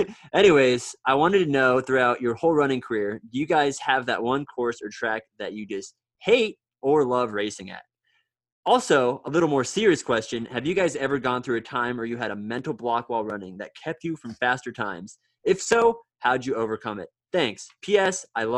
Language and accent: English; Peru, Indiana, United States; I'm from Peru, Indiana